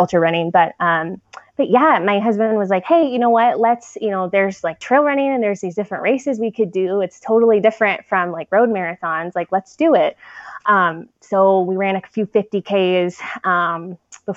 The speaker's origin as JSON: {"language": "English", "town": "San Diego", "region": "California", "country": "United States", "tie": "born or raised there", "also_born_or_lived": "Chicago", "moved": "as an adult", "said": "I grew up in San Diego"}